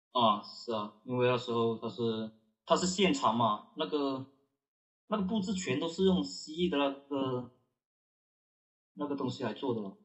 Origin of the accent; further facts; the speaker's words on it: Guangdong, China; 我们广东这边